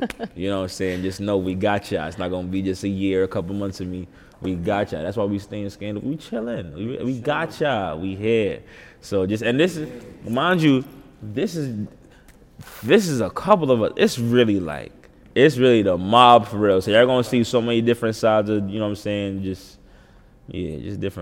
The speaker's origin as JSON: {"language": "English", "town": "New York City", "region": "New York", "country": "United States", "said": "I'm from Uptown"}